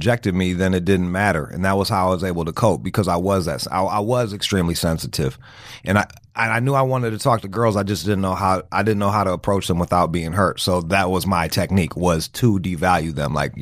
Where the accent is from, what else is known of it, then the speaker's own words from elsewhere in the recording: Pontiac, Michigan, United States; also born or lived in Detroit; I'm from Pontiac